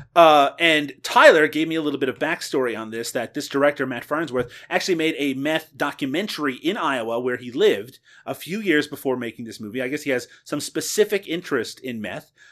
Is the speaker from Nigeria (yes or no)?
no; Canada; I am Canadian